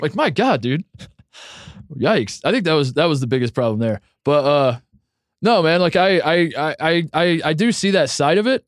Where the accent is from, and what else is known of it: Midwest, United States; born or raised there; moved away as an adult; now in Los Angeles, United States